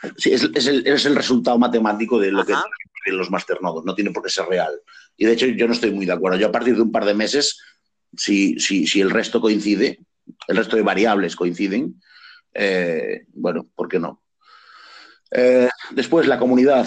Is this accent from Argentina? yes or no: no; Galicia, Spain; soy gallego